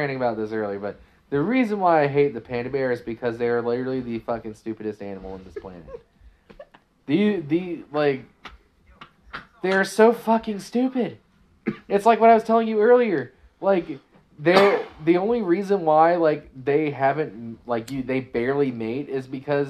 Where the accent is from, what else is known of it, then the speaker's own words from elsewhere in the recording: Maryland, United States; I'm from Maryland, yeah.